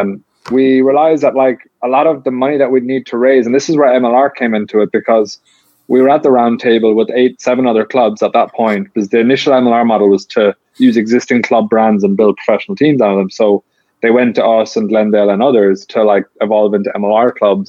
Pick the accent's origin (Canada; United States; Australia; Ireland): Ireland; Limerick, Munster; moved away; I'm from Limerick, which is like where Munster rugby is based